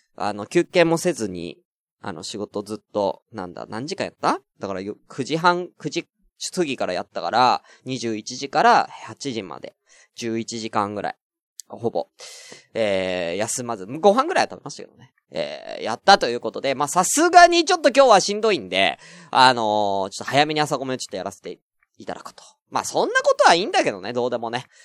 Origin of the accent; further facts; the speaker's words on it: Tokyo, Japan; 僕は全然東京出身ですって